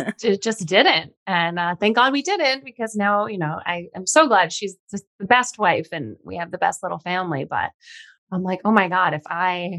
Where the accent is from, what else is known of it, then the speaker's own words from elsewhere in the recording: Long Island, New York, United States; also born or lived in Los Angeles, United States; now in Hudson Valley, United States; all my friends are in New York and my family, I'm from Long Island